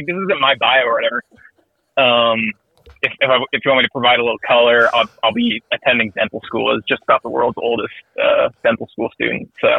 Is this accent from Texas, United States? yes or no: yes; Richardson, Texas, United States; also born or lived in Plano, Texas / Fort Worth, Texas / Lubbock, Texas; I was born in Plano, grew up in Richardson. I went to school in the Plano School District through middle school, and high school I went to Jesuit.